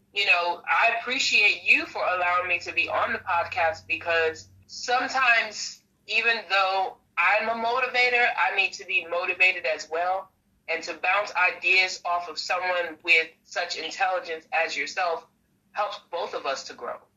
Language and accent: English; New York City, New York, United States; moved away as an adult; now in North Carolina, United States; I was originally born and raised in Brooklyn, New York